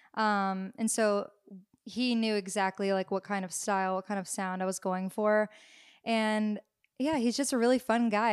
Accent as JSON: {"language": "English", "town": "Nashville", "region": "Tennessee", "country": "United States", "tie": "born or raised there", "said": "growing up in Nashville"}